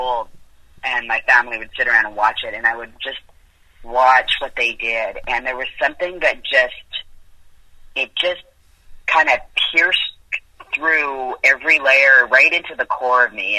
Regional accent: Vancouver, British Columbia, Canada; moved away as an adult; also born or lived in Winnipeg / Toronto; now in Los Angeles, United States; I was born in Winnipeg, in Canada

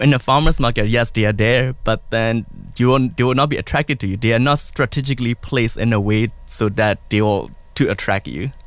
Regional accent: Myanmar; moved away; I'm original from Burma

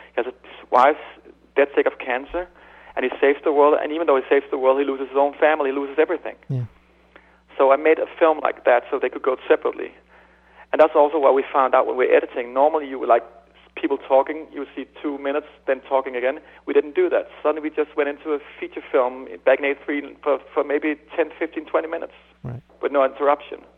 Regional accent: Denmark; I'm from Denmark.

